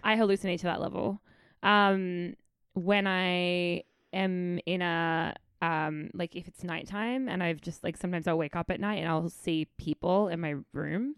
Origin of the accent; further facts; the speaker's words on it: Adelaide, South Australia, Australia; moved away as an adult; I just lived my childhood in Adelaide. I am proudly